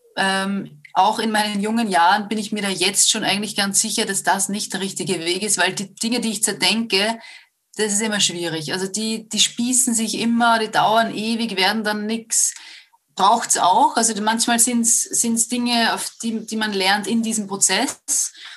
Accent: Upper Austria, Austria; moved away as an adult; also born or lived in Vienna; ich bin ursprünglich aus Oberösterreich

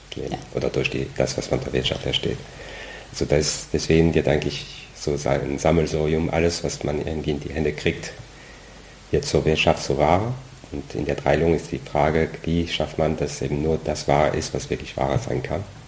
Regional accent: France; German is a second language; moved away as an adult; now in Germany; eigentlich komme ich aus Frankreich, deswegen dieser komische Name

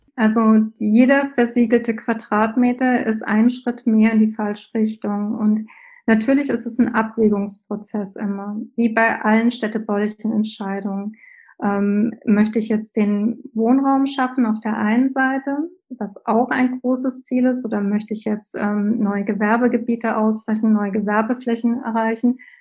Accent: Germany; bei uns in Deutschland

